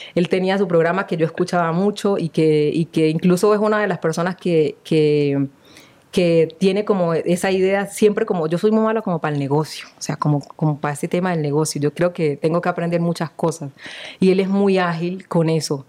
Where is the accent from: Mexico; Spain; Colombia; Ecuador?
Colombia; Chocó; moved away; also born or lived in Condoto / Buenaventura; yo soy criada eh, en, en el Chocó